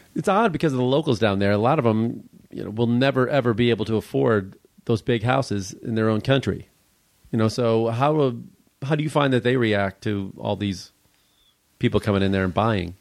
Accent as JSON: {"language": "English", "region": "Midwest", "country": "United States", "tie": "born or raised there", "moved": "yes", "lives_now": "Los Angeles, United States", "said": "Growing up in the Midwest"}